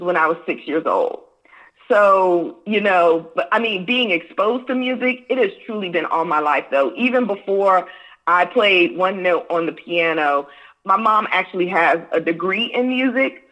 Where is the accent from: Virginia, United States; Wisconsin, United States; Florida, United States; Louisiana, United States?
Virginia, United States; Hampton; I was raised in Hampton, Virginia